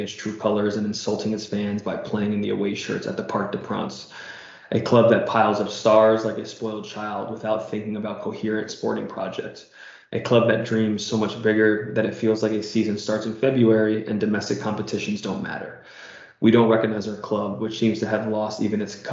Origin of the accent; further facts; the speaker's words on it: United States; as an American